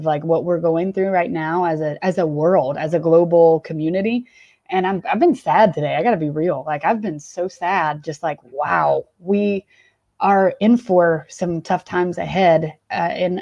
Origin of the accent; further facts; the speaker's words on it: Atlanta, Georgia, United States; also born or lived in Charlotte; I actually grew up in the suburbs west of Atlanta and was here through high school